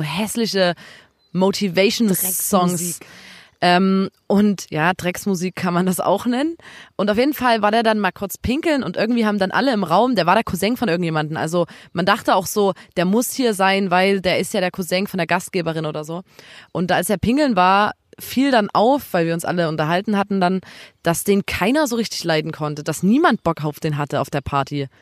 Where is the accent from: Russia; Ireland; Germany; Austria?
Germany; Chemnitz, Saxony; bei uns in Chemnitz